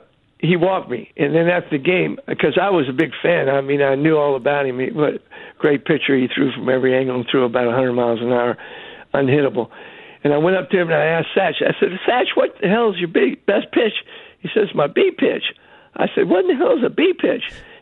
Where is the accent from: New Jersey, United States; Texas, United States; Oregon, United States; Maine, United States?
Texas, United States; I always felt good about being a Texan.